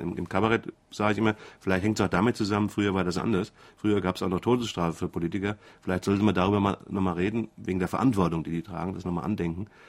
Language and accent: German; Frankfurt, Hesse, Germany; accent: Hessian; ich bin Hesse, das hängt mit der Sprache zusammen